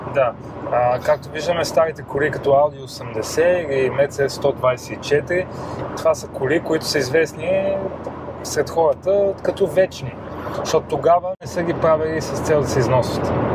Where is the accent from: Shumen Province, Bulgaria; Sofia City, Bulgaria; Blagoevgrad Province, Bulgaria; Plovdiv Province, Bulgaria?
Sofia City, Bulgaria; Sofia; аз съм израснал на Пиротска, там има много втори потеви